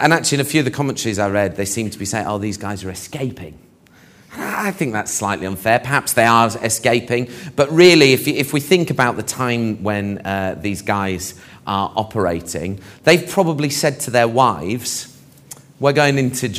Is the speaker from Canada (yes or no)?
no; Barnet, London, United Kingdom; we lived in Barnet